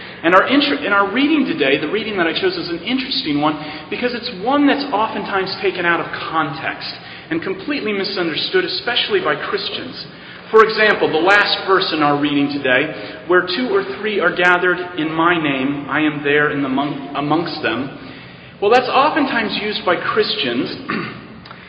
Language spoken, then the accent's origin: English; Arizona, United States; moved away as an adult; also born or lived in Navajo Nation, Arizona / Yuma, Arizona; now in New York City, United States; I come from originally from Arizona and the Navajo Indian Reservation. That's where I lived for 8 years